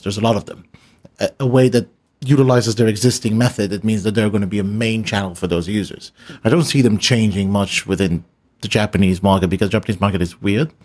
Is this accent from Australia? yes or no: no; Israel; moved away; I come from Israel